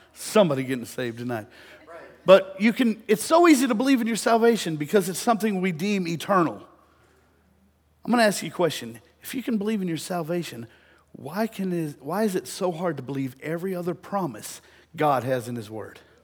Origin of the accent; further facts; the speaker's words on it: De Leon, Texas, United States; growing up in Deleon